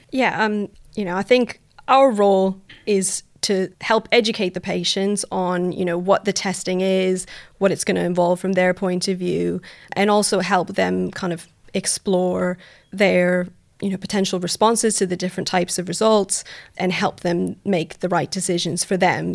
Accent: Canada; moved away as an adult; now in United Kingdom; I'm originally from Canada. You'll hear from my voice.

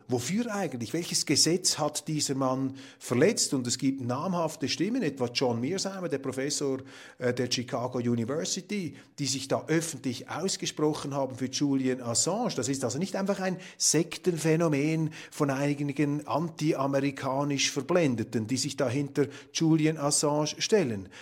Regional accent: Switzerland; als Schweizer, die wir es uns gewohnt sind, eher in kleinräumigen Verhältnissen zu denken

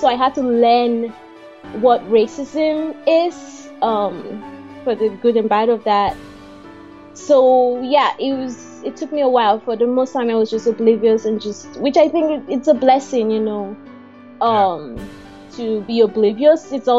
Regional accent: Nigeria; moved away as an adult; also born or lived in Kansas City, Missouri, United States; now in Madrid, Spain; I grew up in Nigeria, true and true. I was in Nigeria till I was about 21.

